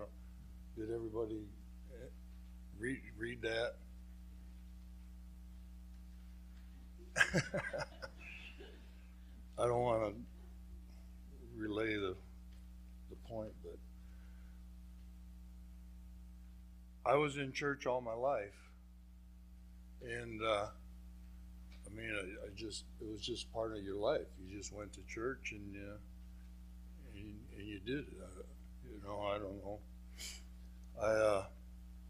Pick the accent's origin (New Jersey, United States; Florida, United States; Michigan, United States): Michigan, United States; also born or lived in Vicksburg, Michigan / Galien, Michigan / Three Oaks, Michigan; I was born in Vicksburg, Michigan, and I was baptized as an infant